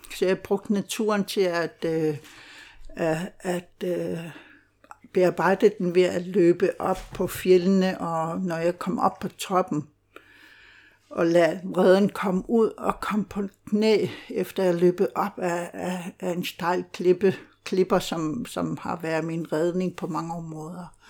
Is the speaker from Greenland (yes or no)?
yes; Greenland; Danish is a second language; moved away as an adult; now in Denmark; jeg er født og opvokset i Grønland og flyttede til Danmark, øh, da jeg var 28 år.